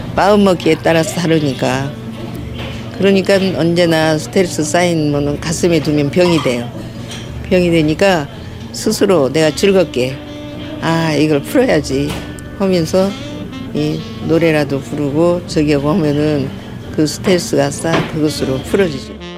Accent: Gochang, North Jeolla, South Korea; now in Incheon, South Korea; 우리 친정은 전라북도 고창.

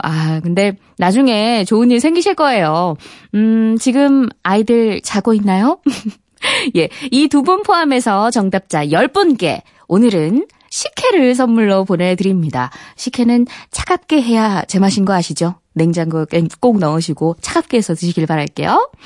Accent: Daegu, South Korea; 제가 대구 출신이거든요.

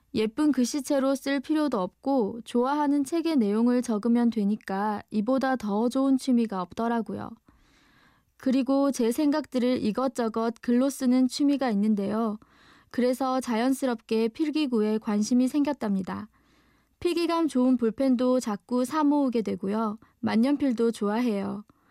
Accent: Busan, South Korea; 제가 태어난 동네는 부산의 우암동이라는 곳이에요

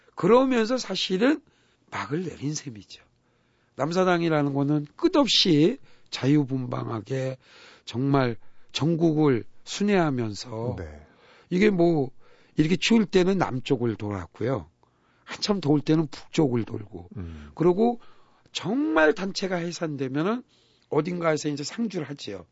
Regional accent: Buyeo, South Chungcheong, South Korea; moved away; 우리 고향 충남 부여에

